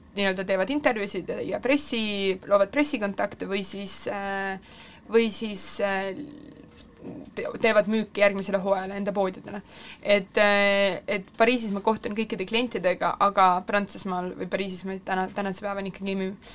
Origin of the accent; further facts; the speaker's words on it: Estonia; ma olen siit pärit